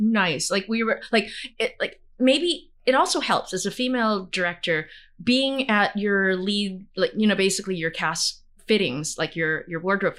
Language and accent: English; Brandon, Manitoba, Canada; I remember someone saying, no one comes from Brandon. And I remember piping up and saying, well, I come from Brandon.